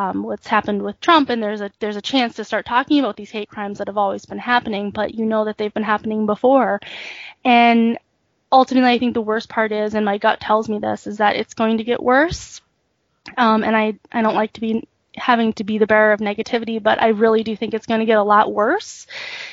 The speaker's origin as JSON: {"language": "English", "country": "United States", "tie": "born or raised there", "also_born_or_lived": "South Korea", "said": "I was brought here when I was 6 months old and adopted. And so I was raised here my whole life."}